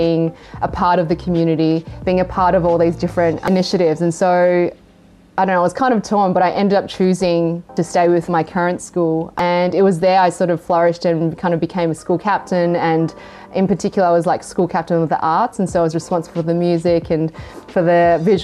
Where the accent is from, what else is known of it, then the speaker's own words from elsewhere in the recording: Australia; also born or lived in Hong Kong / Japan / China / Singapore; Growing up in Australia, growing up in, you know, in a pretty Caucasian surrounding